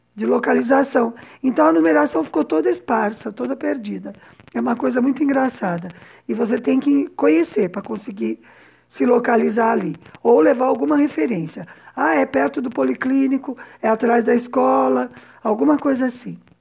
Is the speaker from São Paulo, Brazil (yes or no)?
yes; São Paulo, Brazil; moved away as an adult; also born or lived in Havana, Cuba; now in Cuba; eu cresci num conjunto residencial de uma fábrica no que naquela época era periferia de São Paulo